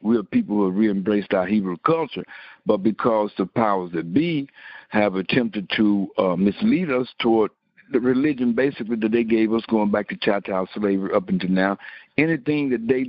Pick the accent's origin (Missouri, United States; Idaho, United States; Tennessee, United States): Tennessee, United States; Memphis; And I'm from Memphis, and you got Jerusalem on here.